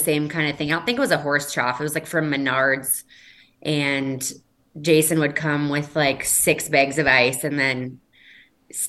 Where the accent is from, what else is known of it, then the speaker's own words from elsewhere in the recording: Red Wing, Minnesota, United States; moved away as an adult; also born or lived in South Dakota / Washington / Seattle; I am from Minnesota. Grew up in Red Wing, Minnesota.